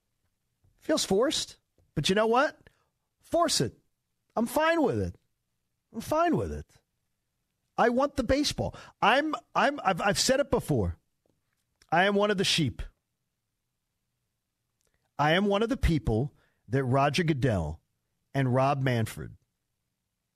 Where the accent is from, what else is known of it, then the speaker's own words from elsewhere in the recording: Broomall, Pennsylvania, United States; I'm from Broomall